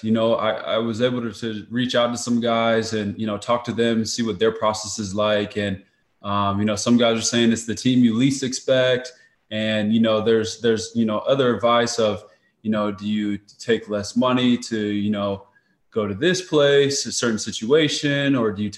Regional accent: Arizona, United States; staying home here in Arizona. You know, I'm born and raised here

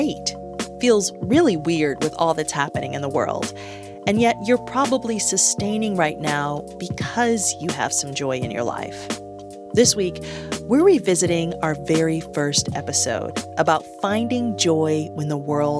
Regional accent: Detroit, Michigan, United States; moved away; This city is the epicenter of pleasure in the midst of turmoil, my hometown

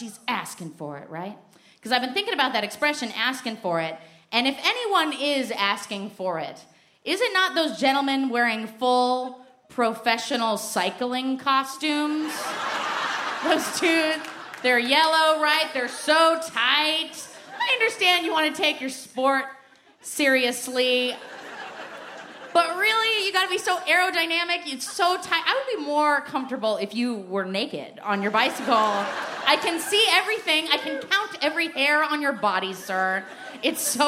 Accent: Portland, Oregon, United States; I'm from Portland, Oregon

